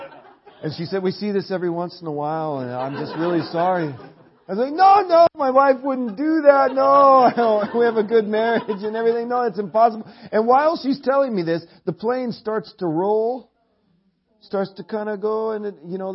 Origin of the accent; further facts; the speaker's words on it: Portland, Oregon, United States; Portland, Oregon, where we're from